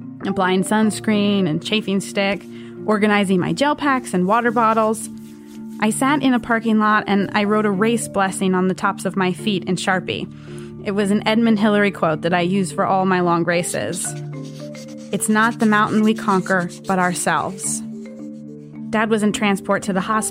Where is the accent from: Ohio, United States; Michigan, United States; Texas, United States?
Texas, United States; Galveston; now in New York, United States; I grew up in Galveston, Texas, which is an island south of Houston